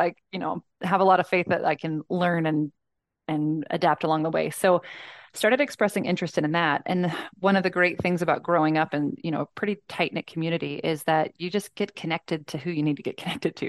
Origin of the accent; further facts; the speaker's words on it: Columbus, Georgia, United States; I was born in Columbus, Georgia